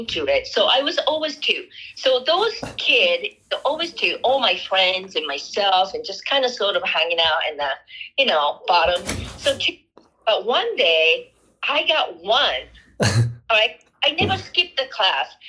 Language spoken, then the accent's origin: English; Japan; English is a second language; moved away as an adult; now in Colorado, United States; I grew up in Japan. I was born and raised there